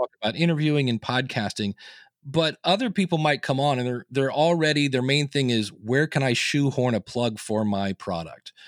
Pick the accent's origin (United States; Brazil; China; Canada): United States; Akron, Ohio; I was born in Akron, Ohio. I delivered the newspaper